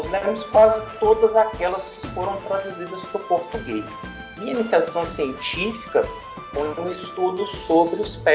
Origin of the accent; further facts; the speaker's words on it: Divinópolis, Minas Gerais, Brazil; born there; sou mineiro da região do Centro-Oeste, nascido em Divinópolis